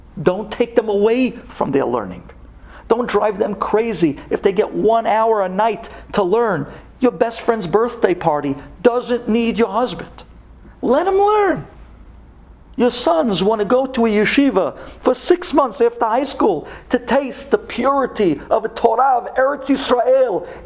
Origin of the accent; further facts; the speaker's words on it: United States; we all started out as American kids